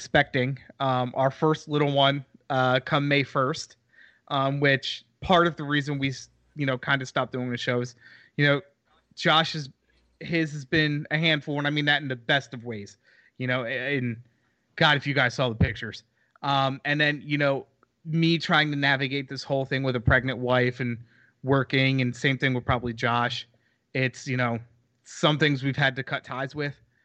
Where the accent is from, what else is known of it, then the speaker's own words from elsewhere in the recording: East Coast, United States; now in Houston, United States; I am from the East Coast